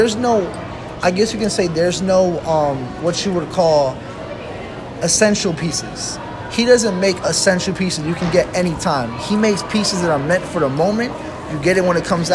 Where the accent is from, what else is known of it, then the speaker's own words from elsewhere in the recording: Virginia Beach, Virginia, United States; I was born in Virginia Beach.